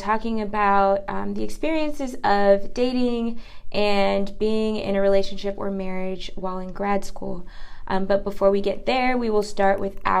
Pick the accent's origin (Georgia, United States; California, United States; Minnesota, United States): California, United States; my home state, California.